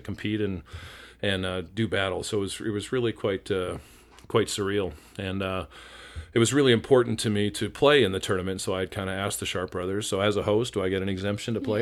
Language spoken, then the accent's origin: English; Winnipeg, Manitoba, Canada; moved away as an adult; now in Seattle, United States; by the time I was nine, we were back in Winnipeg. And so I kinda consider that to be my home where I spent my formative years until I graduated high school